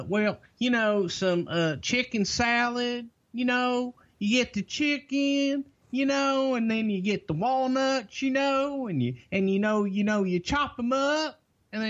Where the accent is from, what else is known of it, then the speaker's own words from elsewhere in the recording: Texas, United States; I'm a Southerner. I'm from Texas.